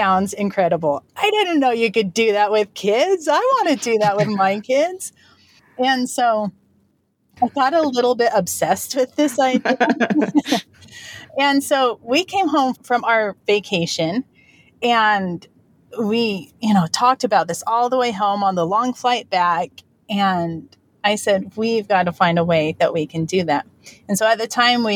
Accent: United States; moved away as an adult; now in American Samoa; We are from mainland U.S., but we moved here to American Samoa

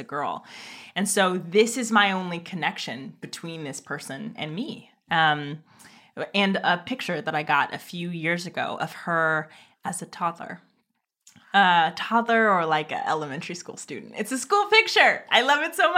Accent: Oakland, California, United States; I grew up in Oakland. I was raised in Oakland at a time when like Oakland was crazy.

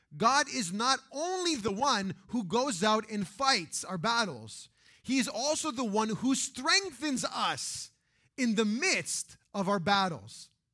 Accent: Canada; we grew up in Canada

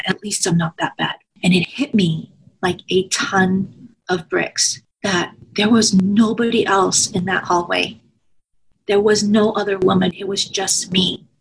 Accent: United States; also born or lived in Washington State; I am Korean American.

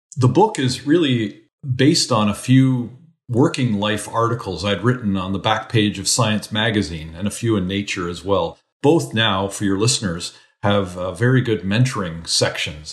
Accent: Canada; moved away as an adult; also born or lived in New Zealand / United States; as a Canadian

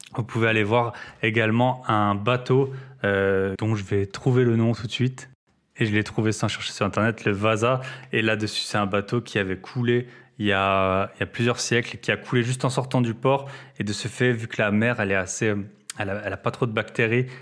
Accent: France; en tant que Français

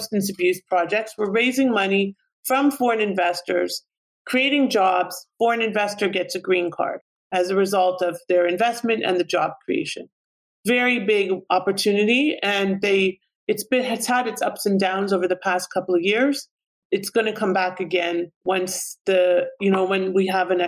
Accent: Canada; moved away as an adult; now in United States; my home country of Canada

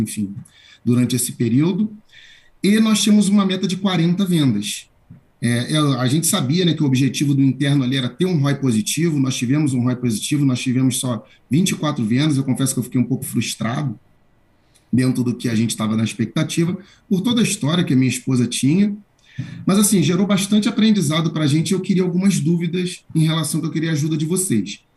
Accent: Rio de Janeiro, Brazil; now in São Paulo, Brazil; Eu falo de São Paulo. Sou do Rio de Janeiro, mas falo de São Paulo.

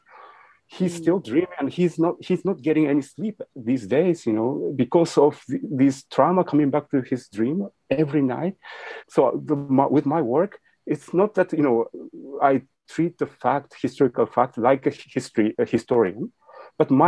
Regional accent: Japan; As we grew up in Japan, when our grandfather was still around

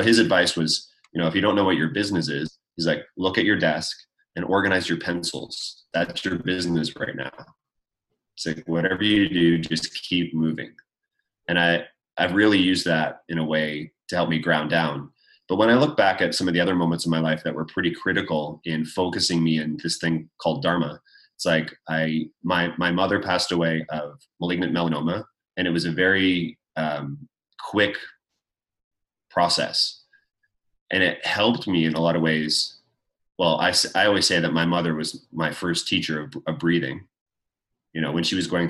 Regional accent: Canada; I grew up in Canada

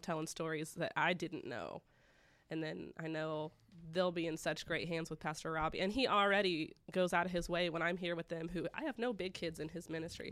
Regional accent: Broken Arrow, Oklahoma, United States; I was raised here in Broken Arrow

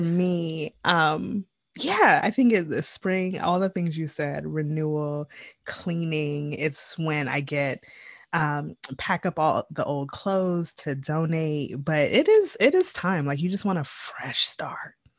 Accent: Jamaica; I am Jamaican

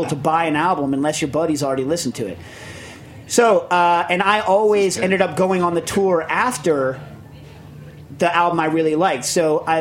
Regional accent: East Coast, United States; also born or lived in California; I was an East Coast guy

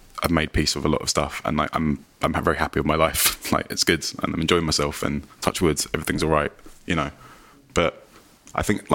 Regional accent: London, United Kingdom; I live in like my hometown.

